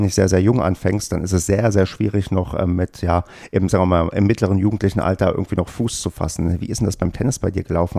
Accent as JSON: {"language": "German", "region": "Brandenburg", "country": "Germany", "tie": "born or raised there", "said": "ich bin ja im TVBB groß geworden und zwar in Brandenburg auf dem tiefsten Land"}